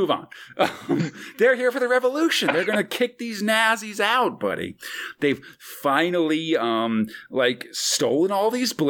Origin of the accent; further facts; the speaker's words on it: East Coast, United States; now in California, United States; I grew up on the East Coast